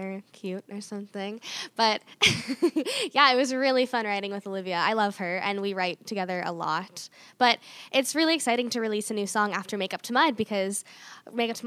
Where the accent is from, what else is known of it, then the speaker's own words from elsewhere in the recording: near Bonnyville, Alberta, Canada; another show by my hometown